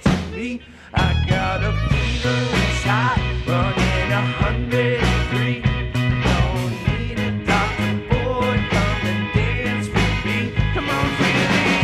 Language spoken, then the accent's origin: English; Joplin, Missouri, United States; We're from Joplin, Missouri